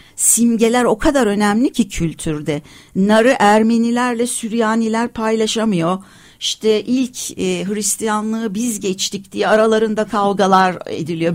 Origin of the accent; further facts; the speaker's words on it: Turkey; first language Turkish; Türkiye'de ve aslında tabii bütün dünyada ama beni burası şimdi burada buralıyım ve ana dilim Türkçe